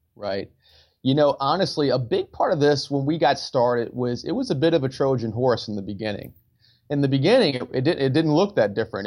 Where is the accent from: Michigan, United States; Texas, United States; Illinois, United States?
Michigan, United States; Detroit; moved away as an adult; I grew up in Detroit, Michigan